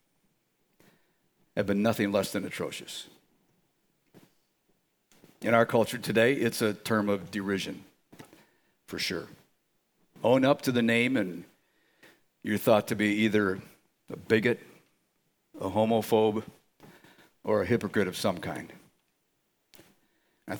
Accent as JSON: {"language": "English", "town": "Chicago", "region": "Illinois", "country": "United States", "tie": "born or raised there", "moved": "yes", "said": "my hometown, Chicago"}